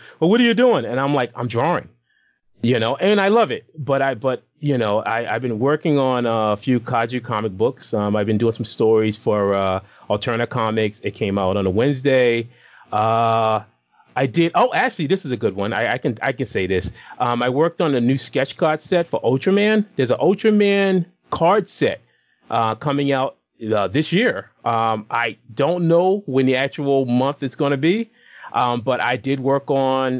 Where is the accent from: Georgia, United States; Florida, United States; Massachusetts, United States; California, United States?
Massachusetts, United States; Boston; now in Rhode Island, United States; I'm originally a Massachusetts boy. I grew up in Boston. But I'm currently living in the Ocean State, which would be Rhode Island